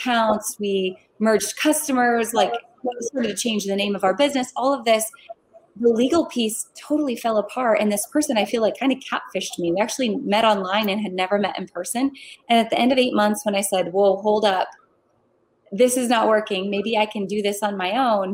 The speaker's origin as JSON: {"language": "English", "region": "North Dakota", "country": "United States", "said": "I'm from North Dakota originally"}